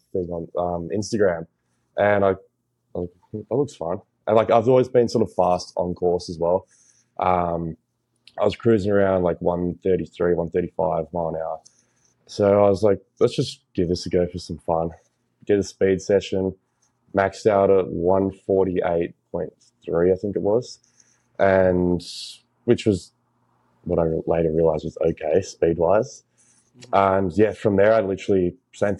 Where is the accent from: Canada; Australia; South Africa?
Australia; moved away as an adult; originally I'm from Australia and I've lived there for like my whole life, so 22 now. And yeah, for the first 21 years of my life been there.